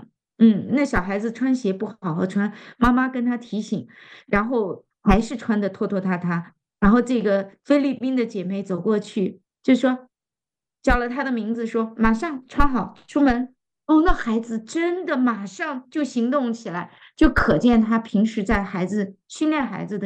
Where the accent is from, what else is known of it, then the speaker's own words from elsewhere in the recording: China; 因为这个食物真的是太适合我们中国人的胃了